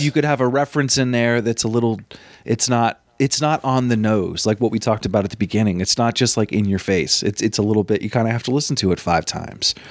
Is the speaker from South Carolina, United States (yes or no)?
no; Vermont, United States; I'm from Vermont.